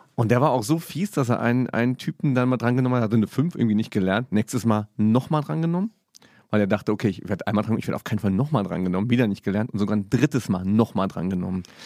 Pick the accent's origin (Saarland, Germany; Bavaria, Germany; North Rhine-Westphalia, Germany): Saarland, Germany; moved away; also born or lived in Cologne; komme ich aus dem Saarland